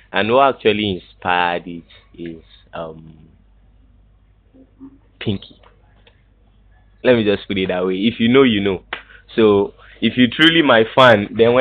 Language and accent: English; Lagos, Nigeria; I was brought up in Lagos Island